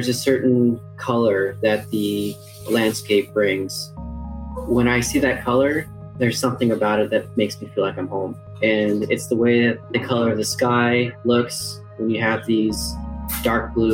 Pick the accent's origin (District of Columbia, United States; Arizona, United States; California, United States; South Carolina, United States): Arizona, United States; Tuba City; also born or lived in Grand Canyon National Park, Arizona; I was born in Tuba City, so I was born on the Navajo Reservation. And then I spent majority of my life on the Grand Canyon National Park